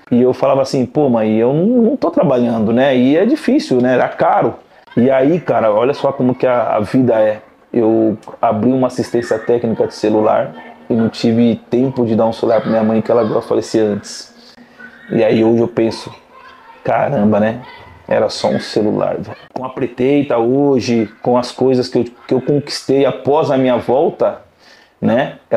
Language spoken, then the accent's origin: Portuguese; Salto, São Paulo, Brazil; É, prazer … sou do interior da cidade de Salto.